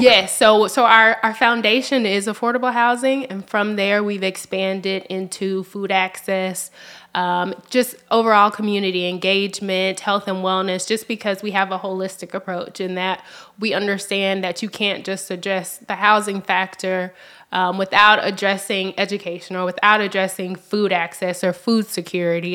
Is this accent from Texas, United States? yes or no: no; Memphis, Tennessee, United States; also born or lived in Kentucky; I, I grew up in South Memphis.